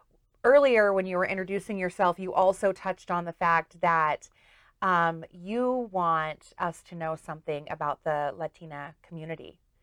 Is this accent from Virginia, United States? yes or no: no; Kansas, United States; moved away; I moved here 25 years ago from Kansas.